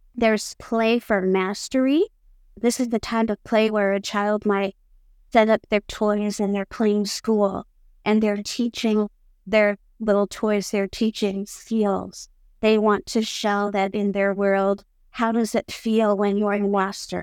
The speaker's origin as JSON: {"language": "English", "region": "Iowa", "country": "United States", "tie": "born or raised there", "moved": "as an adult", "lives_now": "Hamburg, Germany", "said": "I was born in Iowa, in the United States, and have lived in Hamburg for the past twenty-nine years"}